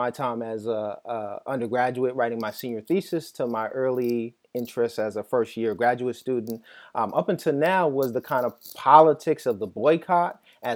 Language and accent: English; New York City, New York, United States; as a child growing up in Jamaica, Queens